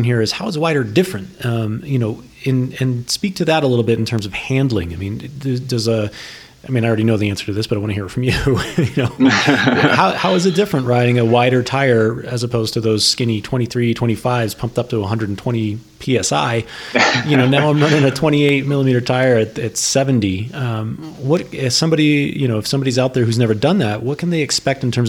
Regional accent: New England, United States; I grew up in New England.

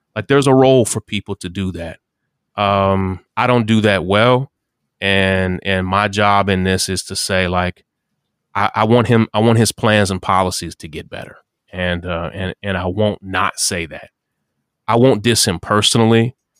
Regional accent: the South, United States; I'm not from South Carolina, I'm from the South.

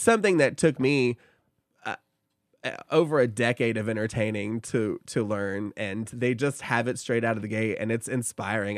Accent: Oak Ridge, Tennessee, United States; also born or lived in Knoxville; I grew up in Oak Ridge

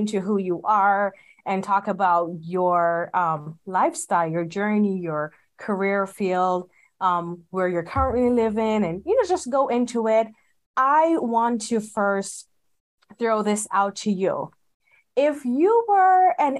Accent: Jamaica; now in Las Vegas, United States; I'm from Jamaica

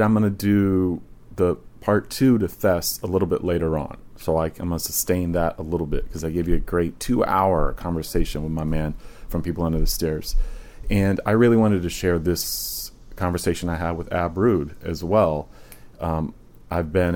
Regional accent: Virginia, United States; moved away; I grew up in Virginia

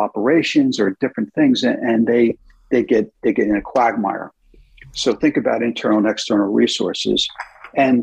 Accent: United States; moved away as an adult; also born or lived in United Kingdom; as an American CEO

